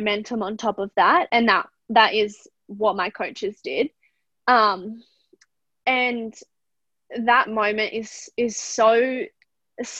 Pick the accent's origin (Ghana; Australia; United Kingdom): Australia; we are Australian